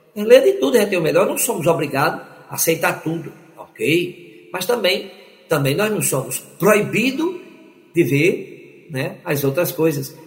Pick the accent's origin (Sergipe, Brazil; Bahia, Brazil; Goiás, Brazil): Sergipe, Brazil; Aracaju; Aracaju, minha terra